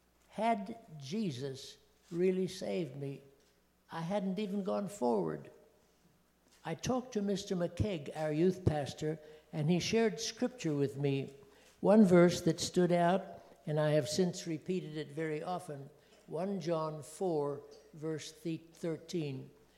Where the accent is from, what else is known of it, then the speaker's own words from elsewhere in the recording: KwaZulu-Natal, South Africa; born there; first language Zulu; English is a second language; I was born in Africa of missionary parents in Zululand, South Africa. Zulu was my baby language.